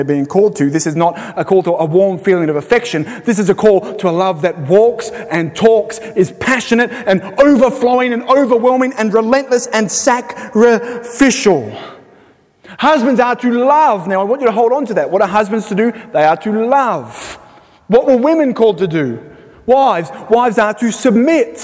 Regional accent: Sydney, New South Wales, Australia; moved away as an adult; now in Belfast, United Kingdom; We're from Sydney.

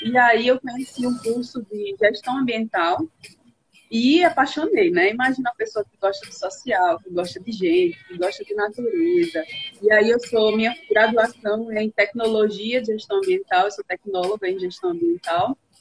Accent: Coruripe, Alagoas, Brazil; also born or lived in São Miguel dos Campos / São Paulo; morei a maior parte do tempo em Coruripe, já morei em São Paulo também

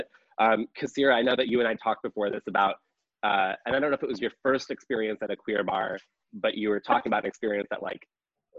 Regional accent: Hebron, Illinois, United States; also born or lived in Champaign, Illinois; growing up in Hebron, Illinois, which was a I didn't want to use the word predominantly, like a pretty much all white, small farm town in Illinois

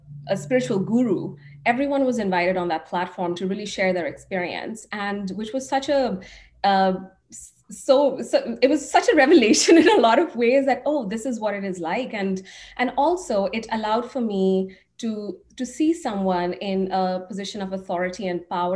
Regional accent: India; now in United States; I grew up in India, and growing up, I was consuming a lot of international content

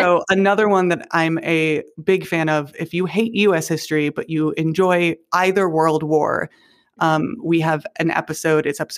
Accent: Chicagoland, Illinois, United States; now in Chicago, United States; Having grown up in, like, the Southwest suburbs and having been, like, chastised if I ever said I was from Chicago

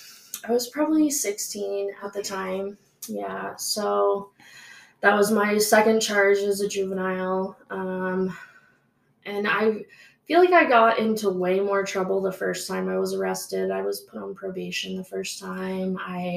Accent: Maryland, United States; now in Utah, United States; Yeah, so I'm from Maryland.

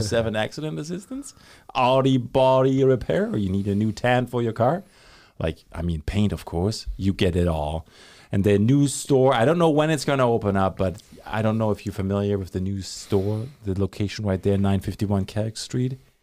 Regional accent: Germany; now in Thunder Bay, Canada; when I was growing up in Germany.

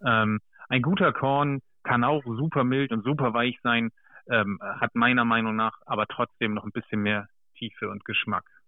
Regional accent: Germany; ich bin zwar äh, sozusagen im Bremer Umland groß geworden

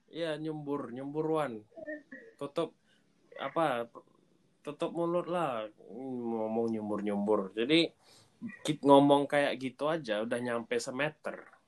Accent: Pekanbaru, Riau, Indonesia; aku dari Pekanbaru jadi kalau kalian nggak tahu di Pekanbaru di Riau

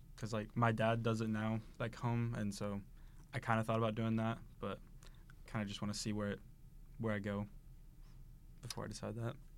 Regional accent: Taylorville, Illinois, United States; moved away as an adult; now in Saint Charles, United States; I'm from Taylorville, Illinois.

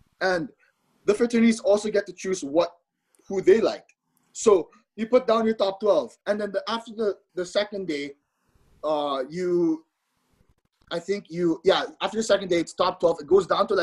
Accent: Philippines; now in Arizona, United States; the fact I'm not from Arizona, the fact I'm from the Philippines, I was culture shocked when I moved to Arizona.

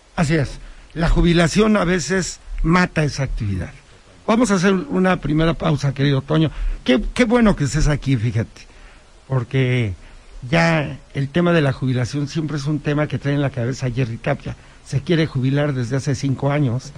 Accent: Huauchinango, Puebla, Mexico; now in Puebla, Mexico; allá en Huachinango, de donde soy originario

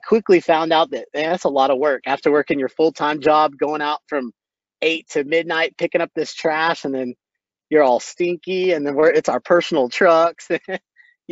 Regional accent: Boerne, Texas, United States; also born or lived in Waco, Texas; I grew up out in Burney, Texas, which is about 20 miles northwest of San Antonio, went to high school there

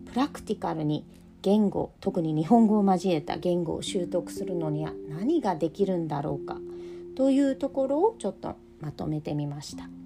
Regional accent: United States; moved away; 私自身は自分がアメリカで育った帰国子女で、えー、今はヨーロッパで仕事をしながら子供2人を育てています

